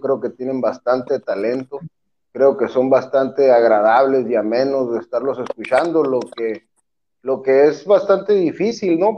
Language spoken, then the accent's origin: Spanish; Mexico; yo no soy un buen mexicano